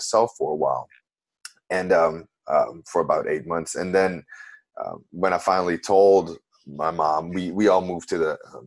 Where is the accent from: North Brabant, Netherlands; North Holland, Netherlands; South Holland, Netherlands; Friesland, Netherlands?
North Holland, Netherlands; Amsterdam; moved away as an adult; now in New Orleans, United States; I've been living in New Orleans for 10 years, and originally I'm from Amsterdam, the Netherlands in Europe